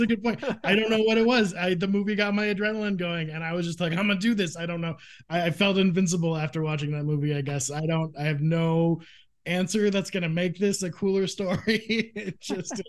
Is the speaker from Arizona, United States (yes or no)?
yes; Phoenix, Arizona, United States; I grew up in Phoenix, Arizona